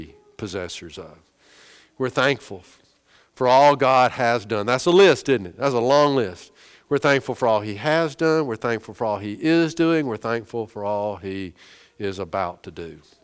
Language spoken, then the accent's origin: English; United States; We're so American.